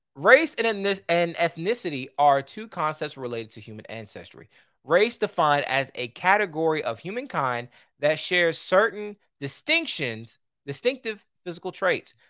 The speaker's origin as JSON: {"language": "English", "country": "United States", "said": "I'm American"}